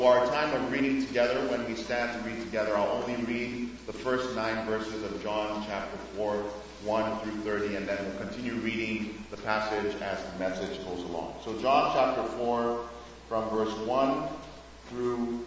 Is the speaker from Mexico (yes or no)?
no; Nigeria; moved away as an adult; also born or lived in Grand Rapids, Michigan, United States; now in Houston, United States; I'm originally from Nigeria, but I've lived in the U.S. for about 16 years, 8 years in Grand Rapids, and another 8 years now in Houston, Texas